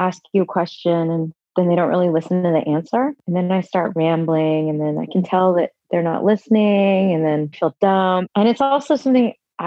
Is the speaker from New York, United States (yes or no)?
no; Texas, United States; moved away; I loved growing up in Texas.